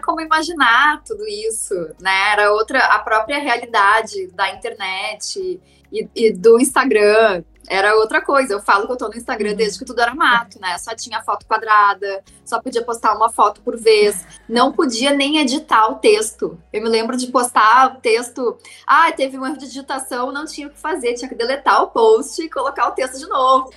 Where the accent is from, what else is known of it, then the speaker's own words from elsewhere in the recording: Porto Alegre, Rio Grande do Sul, Brazil; moved away as an adult; also born or lived in London / Barcelona / Milan; now in Rio de Janeiro, Brazil; Eu nasci em Porto Alegre, né? E morei em Porto Alegre até os meus 30 anos. Com 30, me mudei para o Rio.